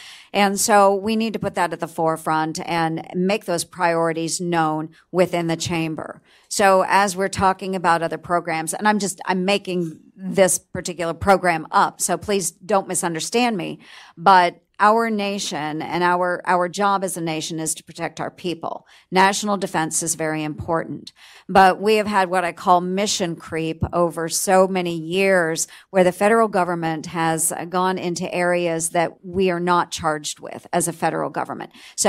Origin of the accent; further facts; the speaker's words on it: Iowa, United States; just in my home state of Iowa, we're becoming very much the Silicon Prairie is what we call ourselves.